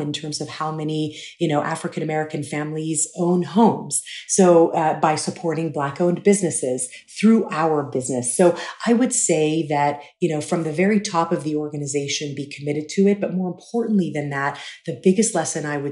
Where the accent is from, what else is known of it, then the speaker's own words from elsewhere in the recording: Dubai, United Arab Emirates; I grew up in Dubai